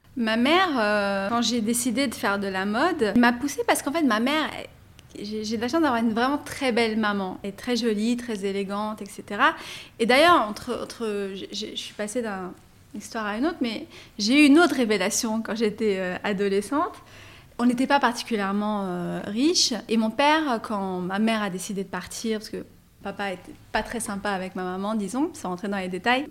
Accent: Paris, Île-de-France, France; also born or lived in Nabeul, Tunisia; je suis donc française d'origine tunisienne, je suis née à, à Paris. J'ai pas aimé mon enfance à Paris

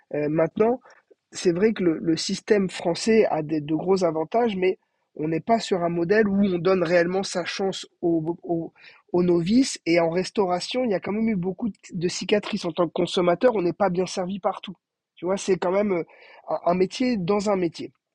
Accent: Brest, Brittany, France; moved away; also born or lived in Cannes; On est né à Cannes, mais on a grandi à Brest

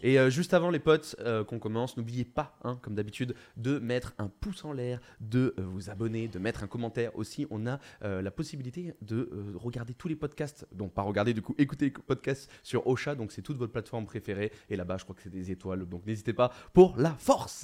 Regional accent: Bordeaux, Nouvelle-Aquitaine, France; en tant que Bordelais

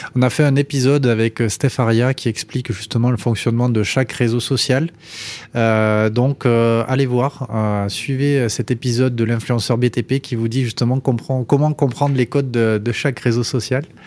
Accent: Toulouse, Occitania, France; mon pays, de Toulouse.

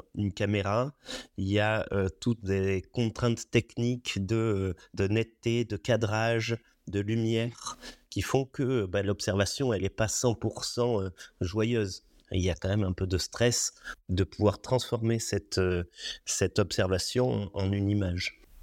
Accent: Roya Valley, Provence-Alpes-Côte d'Azur, France; also born or lived in Nice; je, suis enfant de la vallée de la Roya, effectivement. J'ai vécu dans cette vallée. Je suis né euh, à Nice, mais euh, dès les premiers jours euh, après ma naissance, je suis remonté dans, cette vallée

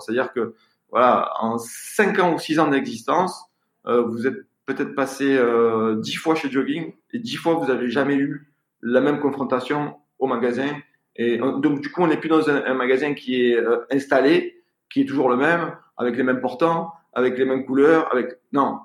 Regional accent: Marseille, Provence-Alpes-Côte d'Azur, France; je suis marseillais, j'ai grandi dans des HLM

